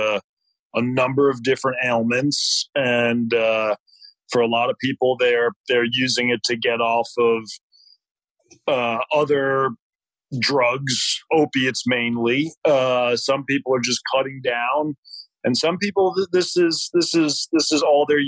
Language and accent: English; New York, United States; moved away as an adult; now in Nashville, United States; I grew up in New York. I moved to Nashville in 2006, so it's been about 13 years now.